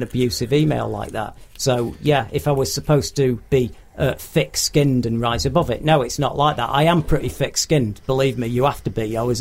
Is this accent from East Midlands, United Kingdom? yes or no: no; Manchester, North West England, United Kingdom; I'm from Manchester